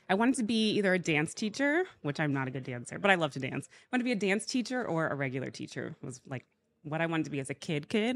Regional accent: Georgia, United States; also born or lived in Alabama; I was born in Alabama. I was raised in Georgia

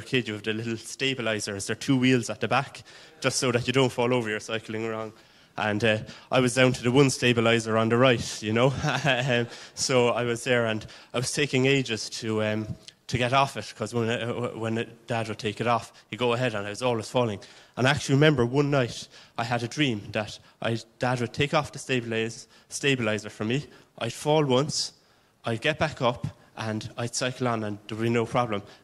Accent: Waterford, Munster, Ireland; originally I'm from Waterford. My dad was from Cork and my mother was from Kilkenny, and they met in Waterford, and that's where I actually grew up

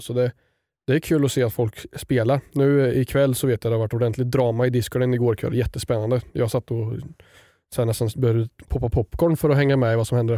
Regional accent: Östergötland, Sweden; accent: östgötska; jag tror min östgötska försvinner ju.

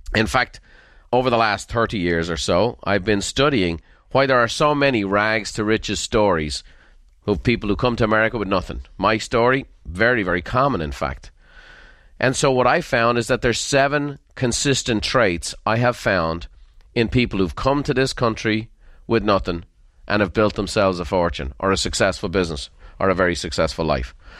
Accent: Ireland; moved away as an adult; now in United States; I'm Irish through and through by sense and sensibility

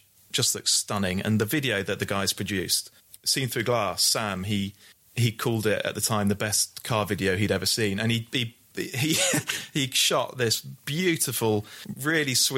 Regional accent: Bristol, South West England, United Kingdom; I'm a Bristol boy. I'm from Bristol.

